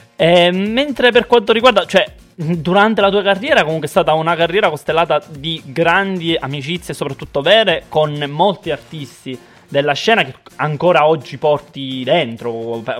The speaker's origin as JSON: {"language": "Italian", "region": "Sicily", "country": "Italy", "said": "essendo siciliano"}